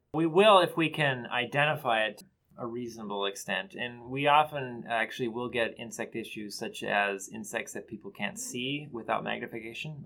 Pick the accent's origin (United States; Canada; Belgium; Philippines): United States; Bemidji, Minnesota; I am actually from Bemidji, Minnesota, from my, my childhood